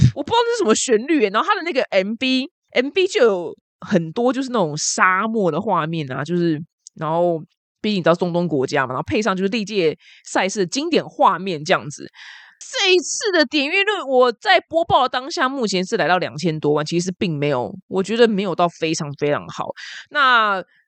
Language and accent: Chinese; Taiwan; 我们台湾人